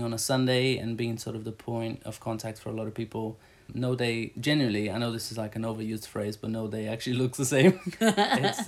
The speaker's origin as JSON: {"language": "English", "country": "Brazil", "tie": "born or raised there", "moved": "yes", "said": "I grew up in Brazil."}